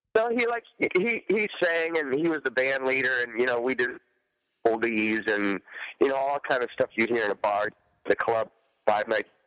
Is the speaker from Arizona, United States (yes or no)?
no; Detroit, Michigan, United States; I started playing it as a young buck growing up in Detroit.